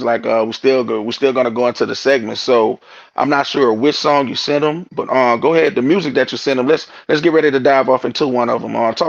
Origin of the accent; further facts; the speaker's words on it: New York, United States; So okay, so we're from New York, man.